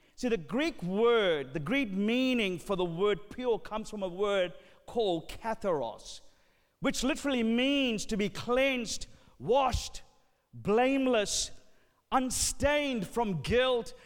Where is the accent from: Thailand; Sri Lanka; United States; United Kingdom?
Sri Lanka; I'm from Sri Lanka.